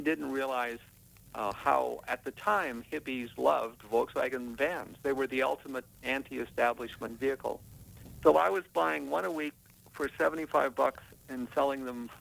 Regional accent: British Columbia, Canada; moved away as an adult; also born or lived in Ontario; now in California, United States; I was born in Ontario and grew up in British Columbia

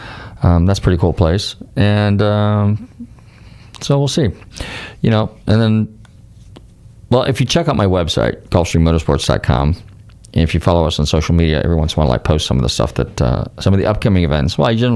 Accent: San Rafael, California, United States; moved away; So he was from Novato, and I was from San Rafael. And that's all part of Marin County.

